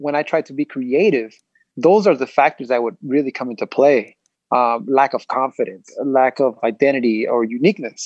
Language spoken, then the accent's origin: English; Los Angeles, California, United States; I grew up in L.A. I grew up in Boyle Heights